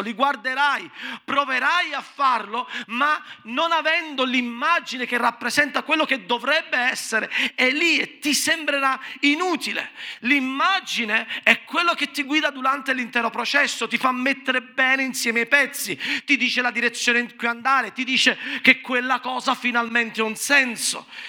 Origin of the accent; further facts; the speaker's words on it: Naples, Campania, Italy; sono napoletano